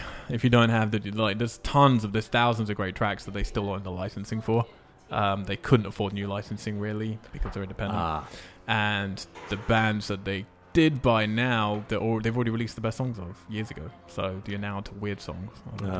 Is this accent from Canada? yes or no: yes; Montreal, Quebec, Canada; Well, we come from Canada. We hail from Canada, but we did Austin.